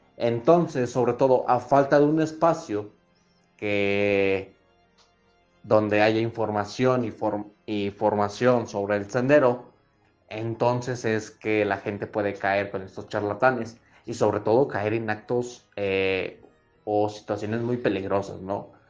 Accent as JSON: {"language": "Spanish", "country": "Mexico", "said": "como todo mexicano"}